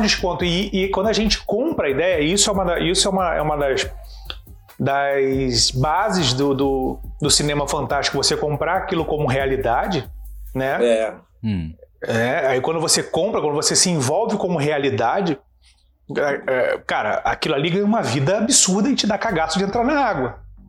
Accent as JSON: {"language": "Portuguese", "region": "Rio de Janeiro", "country": "Brazil", "tie": "born or raised there", "said": "eu cresci no Caxambi, o grande cinema que tinha era o Imperator"}